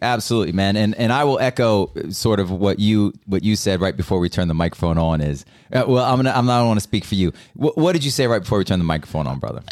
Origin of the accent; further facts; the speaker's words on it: United States; as an American